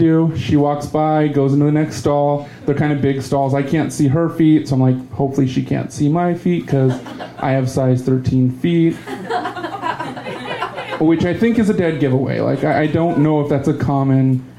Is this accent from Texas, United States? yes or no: yes; Texas, United States; growing up in Texas, been going to HEB 30 years more.